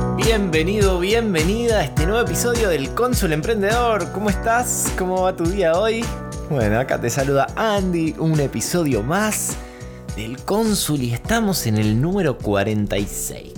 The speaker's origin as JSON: {"language": "Spanish", "town": "Quilmes", "region": "Buenos Aires Province", "country": "Argentina", "tie": "born or raised there", "said": "un coworking en Quilmes, en mi barrio, en donde yo nací"}